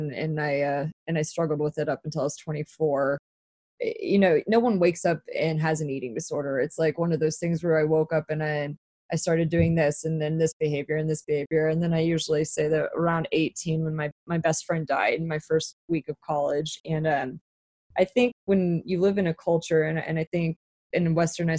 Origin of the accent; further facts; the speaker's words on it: Dallas, Texas, United States; moved away as an adult; also born or lived in New York; I was back at home. I'm from Dallas, Texas.